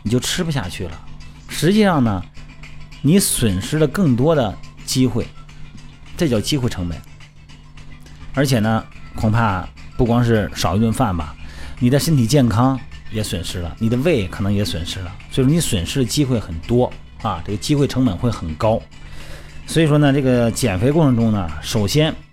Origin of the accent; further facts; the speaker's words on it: Shandong, China; 我们山东那边喝酒讲究什么？得喝醉